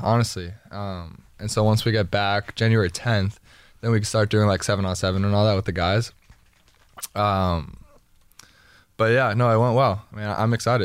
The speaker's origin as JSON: {"language": "English", "town": "Miami", "region": "Florida", "country": "United States", "tie": "born or raised there", "said": "growing up in Miami"}